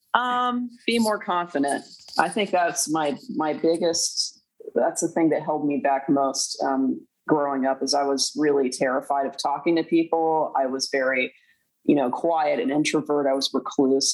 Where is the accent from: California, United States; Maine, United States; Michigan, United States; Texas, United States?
Texas, United States; Duncanville; I was born in Duncanville, Texas